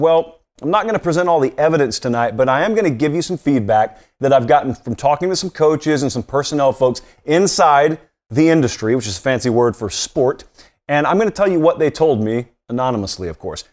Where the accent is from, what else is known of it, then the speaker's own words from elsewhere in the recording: Georgia, United States; I grew up in Georgia